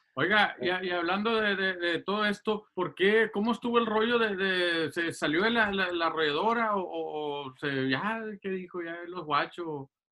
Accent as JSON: {"language": "Spanish", "town": "Los Angeles", "region": "California", "country": "United States", "tie": "born or raised there", "also_born_or_lived": "Guasave, Sinaloa, Mexico", "said": "yo crecí aquí en Los Ángeles y, y, y, y viví varios tiempos ahí en Guasave"}